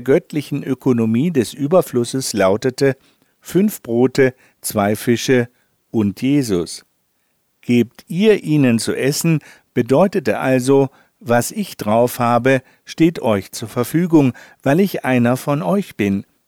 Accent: Northern Germany, Germany; als Norddeutscher

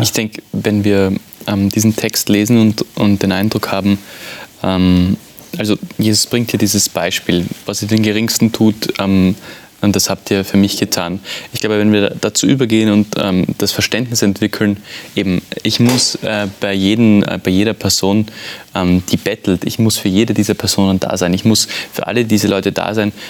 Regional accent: Vienna, Austria; ich bin aus Wien

